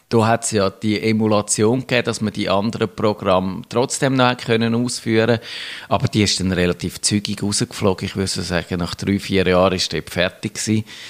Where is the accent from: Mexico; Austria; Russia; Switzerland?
Switzerland; bei uns in der Schweiz